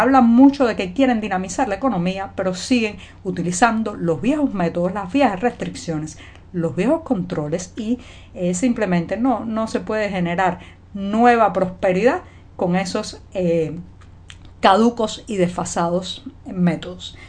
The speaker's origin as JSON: {"language": "Spanish", "country": "Cuba", "said": "cubana, periodista, ciudadana"}